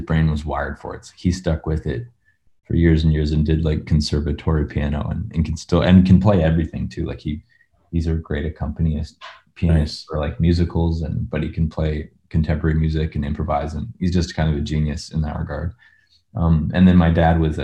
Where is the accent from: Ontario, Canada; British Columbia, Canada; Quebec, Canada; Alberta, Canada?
British Columbia, Canada; North Saanich; I grew up north of capital city of BC, Victoria, in a little town called North Saanich